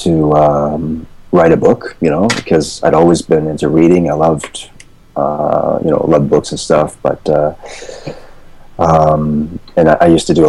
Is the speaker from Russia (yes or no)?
no; East Coast, Canada; moved away as an adult; also born or lived in Vancouver, Canada; I'm from Canada, by the way. I came from the East Coast, but I was living in Vancouver at the time.